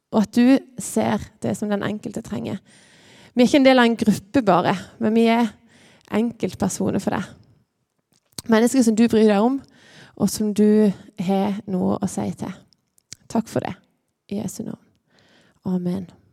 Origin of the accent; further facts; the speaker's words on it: Lyngdal, Agder, Norway; Jeg er her fra Lyngdal.